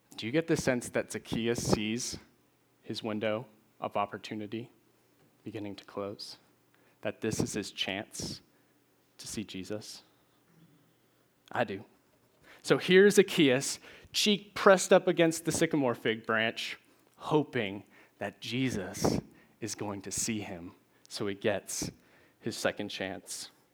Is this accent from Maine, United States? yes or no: yes; Maine, United States; moved away as an adult; now in Nashville, United States; I'm originally from Maine.